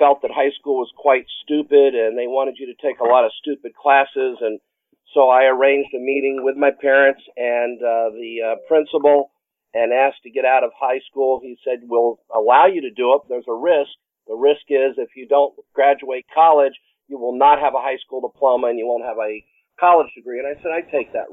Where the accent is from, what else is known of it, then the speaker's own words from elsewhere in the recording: Orlando, Florida, United States; born and raised in the Orlando area.